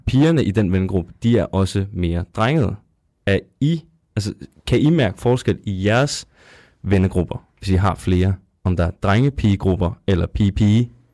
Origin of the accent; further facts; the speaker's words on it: Zealand, Denmark; now in Odense, Denmark; vi kommer begge to fra Sjælland af